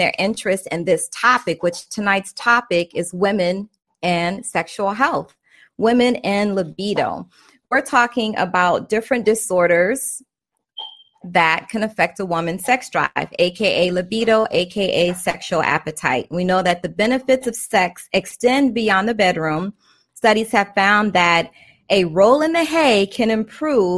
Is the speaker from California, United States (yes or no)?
no; Maryland, United States; I'm from Maryland